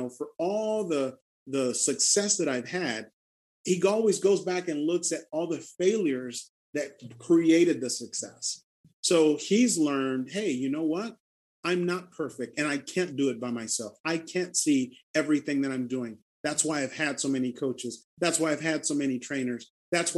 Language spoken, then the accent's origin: English; Honduras; moved away; an orphanage that I've been helping support back in my home country